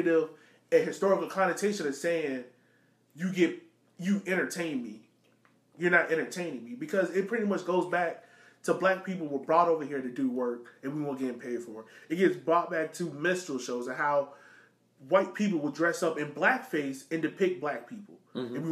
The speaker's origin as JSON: {"language": "English", "town": "Richmond", "region": "Virginia", "country": "United States", "tie": "born or raised there", "said": "growing up in Southside Richmond"}